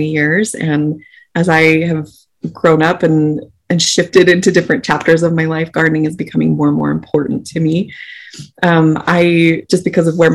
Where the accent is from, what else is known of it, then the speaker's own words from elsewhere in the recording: Salt Lake City, Utah, United States; We grew up in Salt Lake City, Utah, the suburbs of Salt Lake City